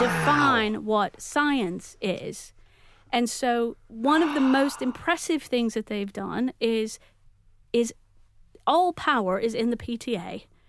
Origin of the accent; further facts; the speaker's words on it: Texas, United States; now in Manchester, United Kingdom; I, I am from Texas